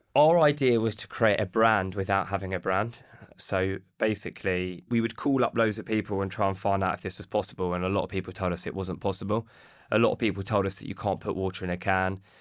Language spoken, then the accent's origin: English; Watford, East of England, United Kingdom; we're from Watford